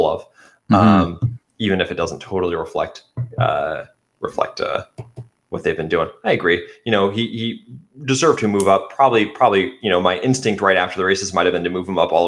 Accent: United States; accent: American; my American accent

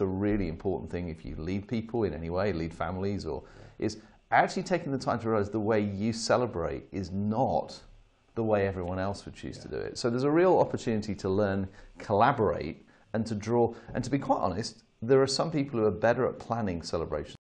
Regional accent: United Kingdom; as a Brit

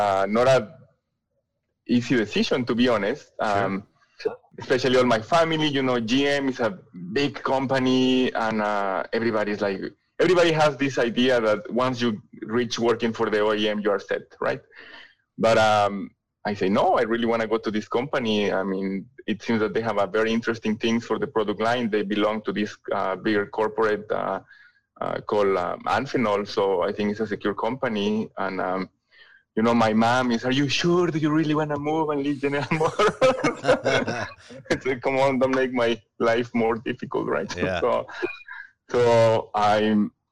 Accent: San Luis Potosí, Mexico; English is a second language; moved away as an adult; also born or lived in France; now in Detroit, United States; the manufacturing plant for Valeo was in San Luis Potosí, Mexico, which is my hometown

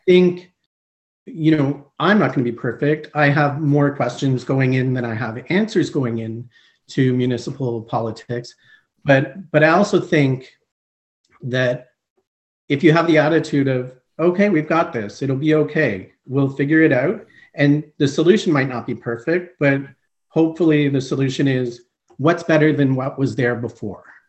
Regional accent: Montreal, Quebec, Canada; also born or lived in Eastern Canada / Greater Toronto Area; now in Guelph, Canada; I am originally from Montreal, Quebec. I grew up uh, Eastern

